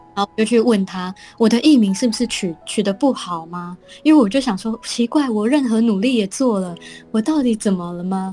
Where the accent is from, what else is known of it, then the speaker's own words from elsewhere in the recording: Taiwan; moved away as an adult; now in New York, United States; 我也不是一个从小就出生在客家庄的小孩嘛